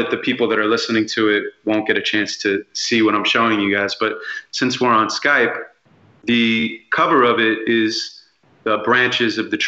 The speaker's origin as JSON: {"language": "English", "town": "Santa Monica", "region": "California", "country": "United States", "tie": "born or raised there", "said": "I grew up in Santa Monica"}